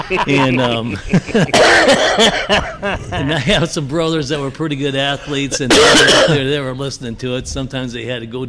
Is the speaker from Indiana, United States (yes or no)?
yes; Mishawaka, Indiana, United States; I was a wrestler from Mishawaka High School.